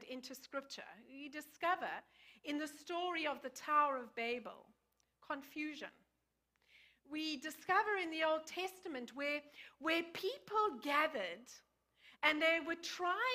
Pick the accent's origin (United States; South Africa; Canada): South Africa; moved away; I grew up in South Africa.